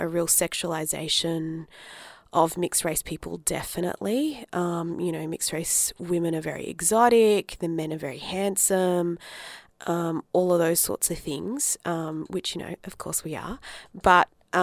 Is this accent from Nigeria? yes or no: no; Adelaide, South Australia, Australia; also born or lived in Darwin, Northern Territory; I grew up in Adelaide because my parents moved down from Darwin